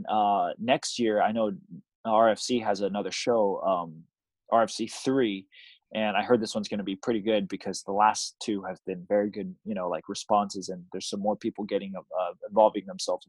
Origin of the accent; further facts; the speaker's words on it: Taiwan; Taiwan had a lot more pressure for me because it's in my hometown